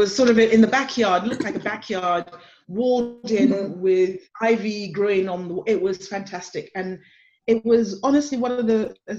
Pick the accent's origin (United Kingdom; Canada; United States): United Kingdom; moved away; also born or lived in Nigeria; we both were raised in the United Kingdom.